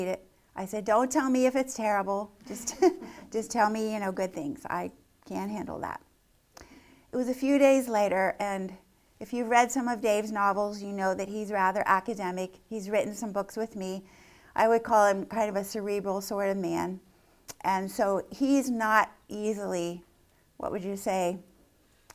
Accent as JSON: {"language": "English", "area": "Lancaster County", "region": "Pennsylvania", "country": "United States", "tie": "born or raised there", "said": "growing up in Lancaster County"}